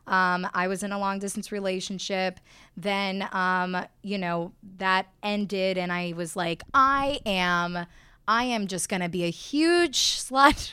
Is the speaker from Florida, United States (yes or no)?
yes; Miami, Florida, United States; moved away as an adult; also born or lived in Austin, Texas; I grew up in Miami